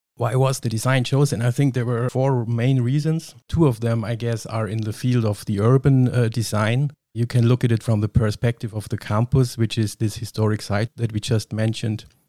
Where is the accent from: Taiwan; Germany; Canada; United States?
Germany; Kempten, Bavaria; I was born and raised in Kempten in Allgäu, which is pretty down south